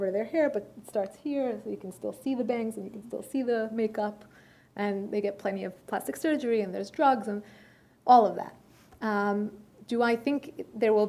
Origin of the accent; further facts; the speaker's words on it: United States; first language Persian; English is a second language; I was born here